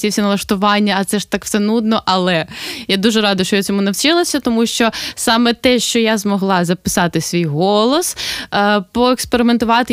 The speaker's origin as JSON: {"language": "Ukrainian", "town": "Sloviansk", "region": "Donetsk Oblast", "country": "Ukraine", "tie": "born or raised there", "moved": "yes", "lives_now": "Kolomyia, Ukraine", "said": "Я зі Слов'янська"}